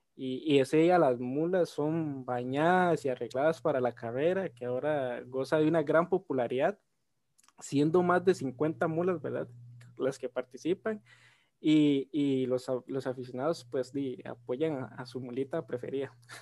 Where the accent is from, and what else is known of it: Costa Rica